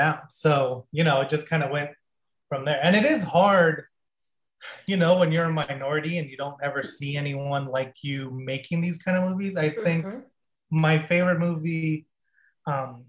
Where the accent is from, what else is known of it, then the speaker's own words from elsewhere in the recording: El Paso, Texas, United States; moved away as an adult; also born or lived in Las Cruces, New Mexico; I'm from El Paso, Texas, and I was going to the school there